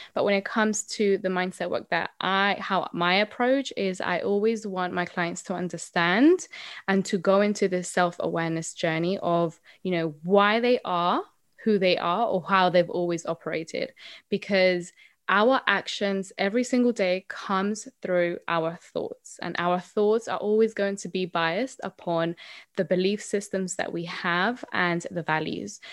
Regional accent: Colombia; now in United Kingdom; So I am originally from Colombia, um, but I have been living here in the U K for a very long time

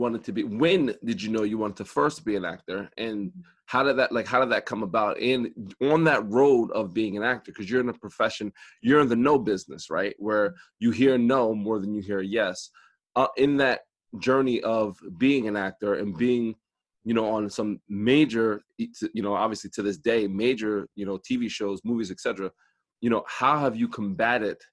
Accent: East Coast, United States; people know I'm from the East Coast right away

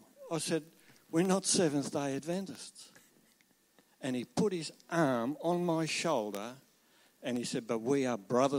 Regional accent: Tasmania, Australia; we're travelling around Australia. We came from Nelson Bay to get here. But we are from Tasmania.

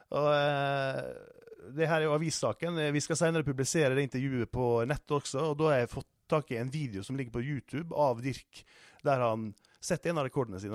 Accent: Sunnmøre, Møre og Romsdal, Norway; moved away; jeg er oppvokst på Sunnmøre

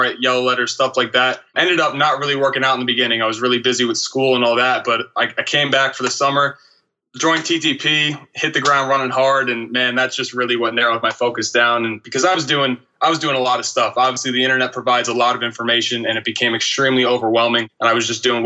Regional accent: downstate New York, United States; also born or lived in Utica, New York; I grew up in downstate New York, kind of 30 minutes north of New York City.

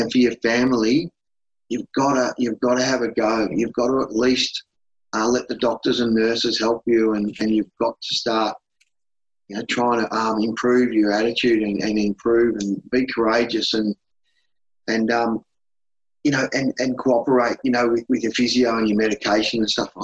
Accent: Melbourne, Victoria, Australia; where I grew up from in Melbourne

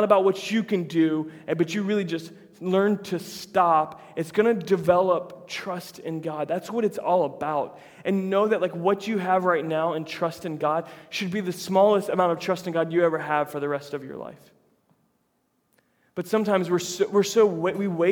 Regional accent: United States; we're American

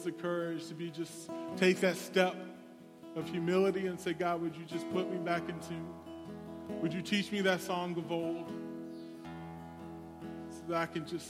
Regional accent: the South, United States; I come from the South. We do these altar calls where it's like, you, come on down.

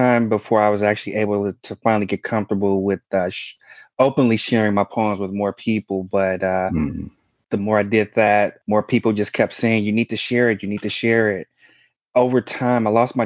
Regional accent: Chicago, Illinois, United States; I was born and raised in Chicago, Illinois.

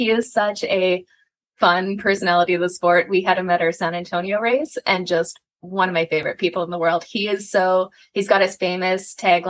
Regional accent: Canada; I'm Canadian

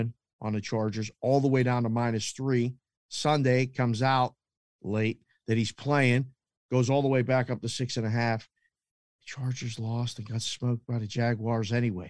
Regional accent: Pittsburgh, Pennsylvania, United States; I grew up in Pittsburgh

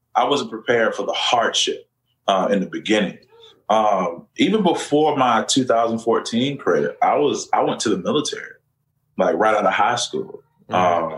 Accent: Orlando, Florida, United States; Central Florida, my hometown, my home city of Orlando.

